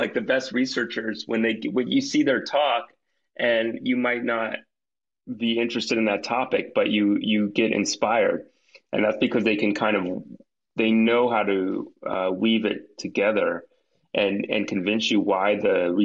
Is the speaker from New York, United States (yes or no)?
yes; New York, United States; moved away as an adult; also born or lived in Boston / Seattle; I'm from New York originally